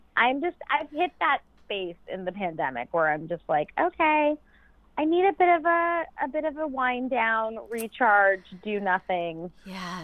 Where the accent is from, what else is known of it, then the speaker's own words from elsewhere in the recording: New York, United States; I'm a New Yorker